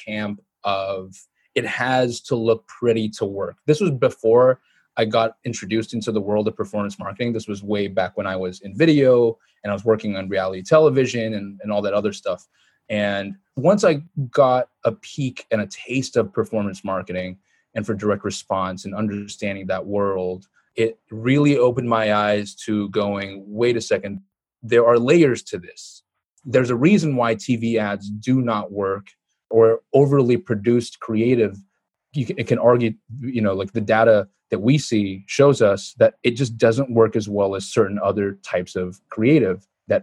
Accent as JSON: {"language": "English", "country": "Singapore", "tie": "born or raised there", "said": "growing up in Singapore with traditionally, my parents are second generation Singaporean"}